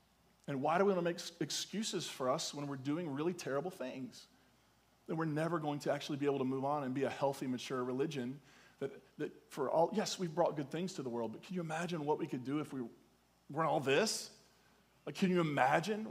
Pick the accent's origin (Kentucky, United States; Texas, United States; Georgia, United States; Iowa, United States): Kentucky, United States; Eastern; I'm clearly from Eastern Kentucky